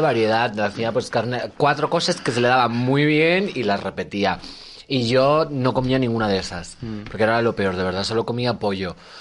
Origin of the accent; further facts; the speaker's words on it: Magaluf, Balearic Islands, Spain; also born or lived in León; now in Madrid, Spain; me he criado en Magaluf.